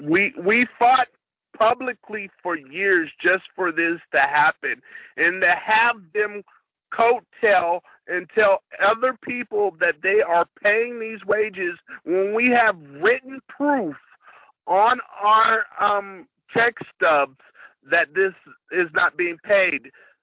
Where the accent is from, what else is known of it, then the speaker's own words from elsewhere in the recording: the South, United States; I've been up here for the majority of my life, but I'm from the South, and we have a lot more benefits here in the North than we do in the South.